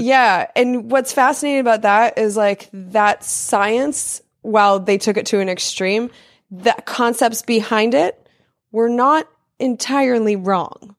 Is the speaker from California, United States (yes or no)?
yes; California, United States; also born or lived in Denver, Colorado; I'm a Californian is where mm-hmm. I was mm-hmm. raised from the time I was six until like basically now